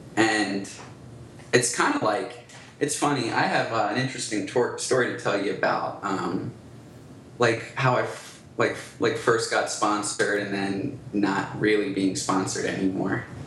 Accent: Philadelphia, Pennsylvania, United States; growing up in Philadelphia

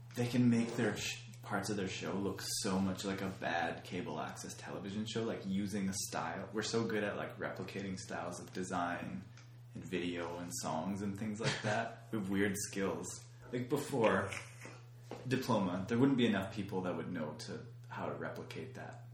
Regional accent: Canada

